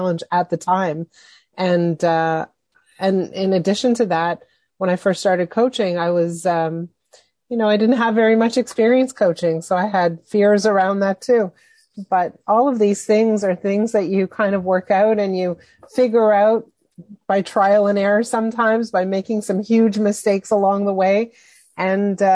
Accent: Montreal, Quebec, Canada; I was 12 years old. And I grew up in Montreal.

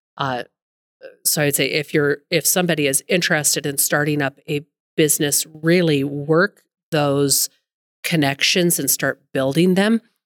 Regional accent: Billings, Montana, United States; also born or lived in Carbon County, Montana; Lived in Billings pretty much up my entire life, other than a short little stint in Carbon County

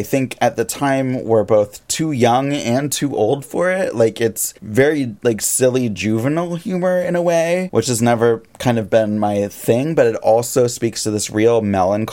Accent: Seattle, Washington, United States; I'm from Seattle.

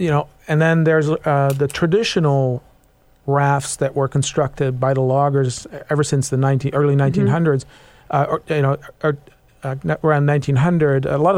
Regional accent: Netherlands; now in Seattle, United States; I was raised in the Netherlands, kind of a seafaring nation.

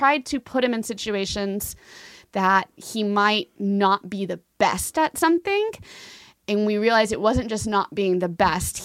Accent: Fort Worth, Texas, United States; moved away as an adult; also born or lived in Germany; I grew up in Fort Worth. I moved here when I was about six months old with my family and grew up on the East Side and loved it

